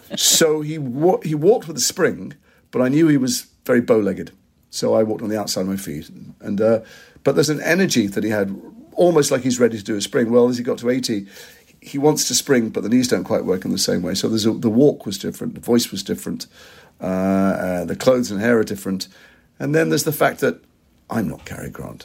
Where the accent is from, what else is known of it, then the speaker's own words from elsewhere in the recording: Liverpool, North West England, United Kingdom; I'm from Liverpool